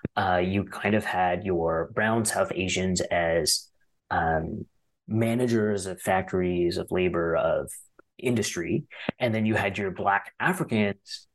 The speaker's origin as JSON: {"language": "English", "town": "Ottawa", "region": "Ontario", "country": "Canada", "tie": "born or raised there", "said": "we all grew up in Ottawa"}